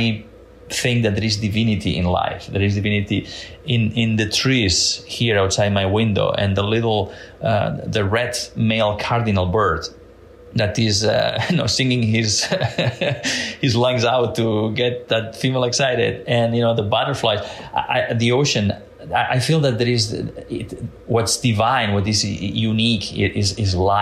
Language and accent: English; Catalonia, Spain; now in Washington, D.C., United States; I was born and raised in Catalonia in Spain